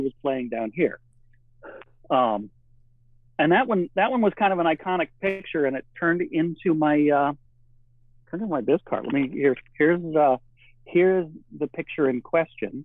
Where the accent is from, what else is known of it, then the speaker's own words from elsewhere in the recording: Michigan, United States; moved away as an adult; also born or lived in California; now in Oregon, United States; I grew up in the Midwest in Michigan